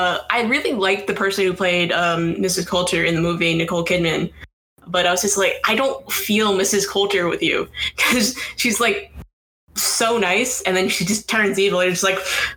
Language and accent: English; Massachusetts, United States; I grew up in Massachusetts.